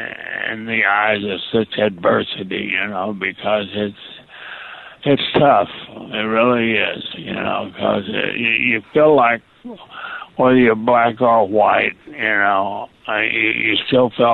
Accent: Eastern Kentucky, United States; I was born in Eastern Kentucky.

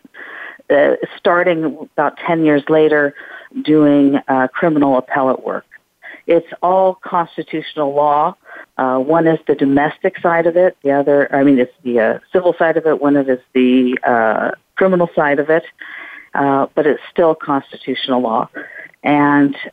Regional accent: Colorado, United States; moved away as an adult; also born or lived in Washington, D.C.; now in Philadelphia, United States; I'm from Colorado originally

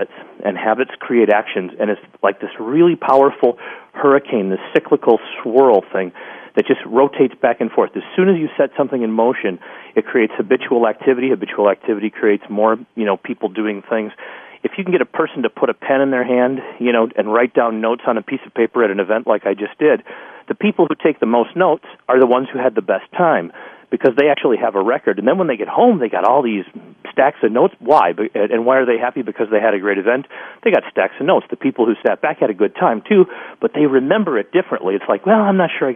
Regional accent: Chicago, Illinois, United States; now in Minneapolis, United States; I grew up in Chicago in a very poor neighborhood

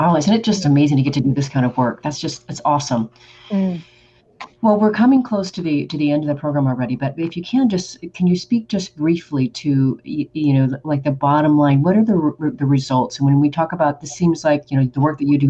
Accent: Oregon, United States; I am from Oregon, like Nike is.

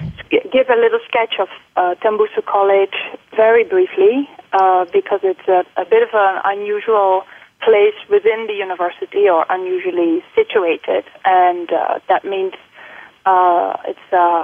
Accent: Netherlands; English is a second language; moved away as an adult; also born or lived in United Kingdom; now in Singapore; So I am Dutch, and I've lived for 23 years in the Netherlands. And then I went for my graduate studies to the UK, where I've stayed for 8 years, and this is now coming up to my 10th year in Singapore.

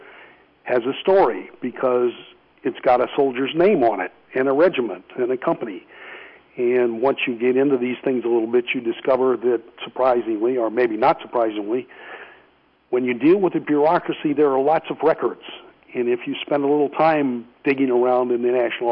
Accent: St. Louis, Missouri, United States; moved away as an adult; now in Virginia, United States; where I was born in St. Louis

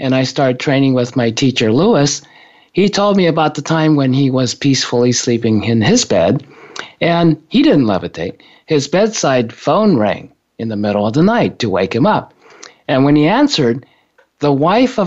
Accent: Japan; moved away; when I was growing up in Japan

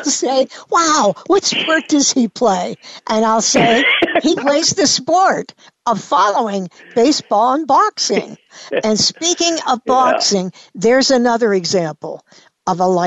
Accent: Pittsburgh, Pennsylvania, United States; I am a true blue Pittsburgher

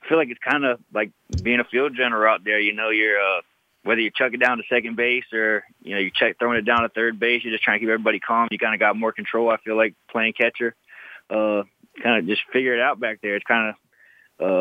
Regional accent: West Palm Beach, Florida, United States; growing up in West Palm Beach, Florida

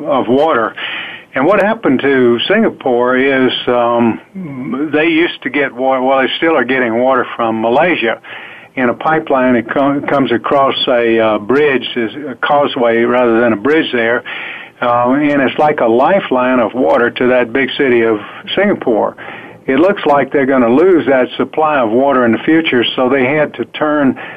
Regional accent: Alabama, United States; I grew up down in the south in the state of Alabama

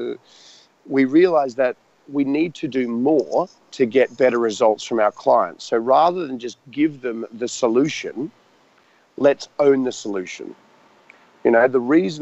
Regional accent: Australia; moved away as an adult; also born or lived in Richmond, London; now in London, United Kingdom; as this Australian guy without any real contacts over in London

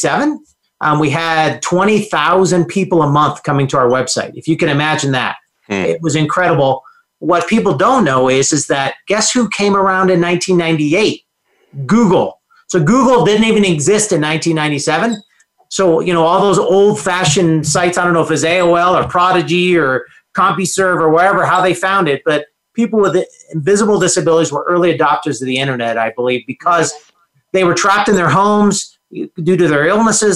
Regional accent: Aurora, Colorado, United States; also born or lived in Denver, Colorado; there were four boys in a home growing up in Aurora, Colorado is where we grew up. And so grew up in Aurora from then till I graduated from high school

